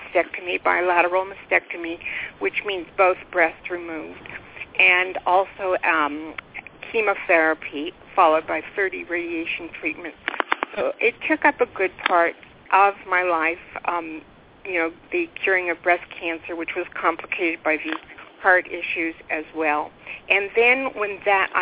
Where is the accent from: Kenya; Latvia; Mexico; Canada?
Canada; Ottawa, Ontario; moved away as an adult; also born or lived in Kingston, Ontario / Whitehorse, Yukon; We were born and raised in Ottawa, Ontario, and then moved to Kingston, and then we moved to Whitehorse, Yukon